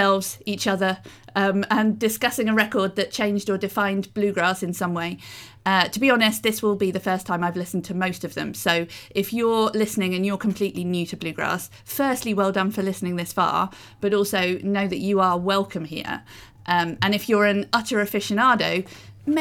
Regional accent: United Kingdom; I am a British person

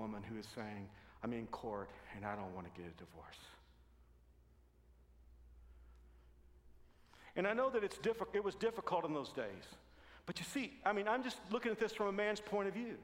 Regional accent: Texas, United States; I'm from Texas

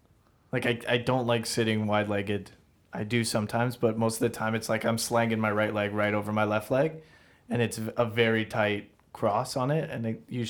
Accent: Brampton, Ontario, Canada; I'm from Brampton, man.

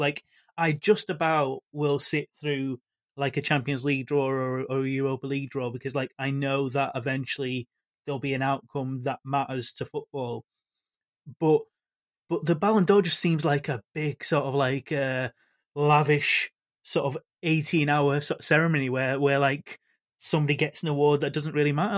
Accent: Manchester, North West England, United Kingdom; I'm from Manchester

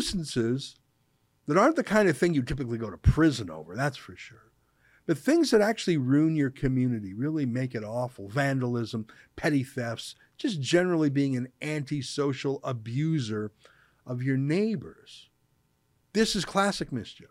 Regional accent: Canada; I'm a Canadian

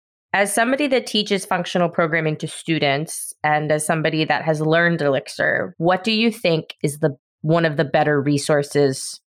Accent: South Carolina, United States; I'm from South Carolina, which I won't say is the better of the two, because both have their positives. But I'm also from a university town.

